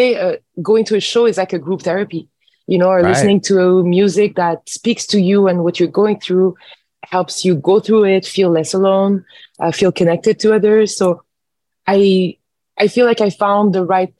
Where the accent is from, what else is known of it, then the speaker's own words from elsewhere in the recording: Montreal, Quebec, Canada; I am born and raised in Montreal